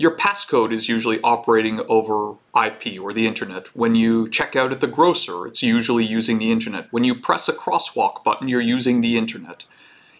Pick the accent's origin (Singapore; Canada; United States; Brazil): Canada; I'm Canadian